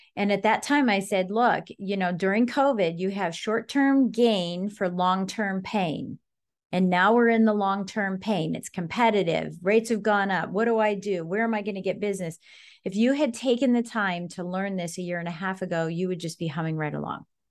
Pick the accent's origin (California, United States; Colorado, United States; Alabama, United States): Colorado, United States; now in Northern Virginia, United States; I'm from Colorado, and duplexes and fourplexes are the norm.